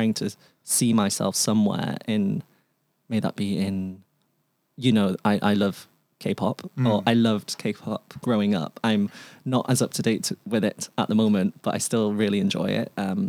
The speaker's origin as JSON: {"language": "English", "region": "England", "country": "United Kingdom", "tie": "born there", "first_language": "Cantonese", "second_language": "English", "said": "So I was born in England. So my first language was Cantonese, but it is now predominantly English."}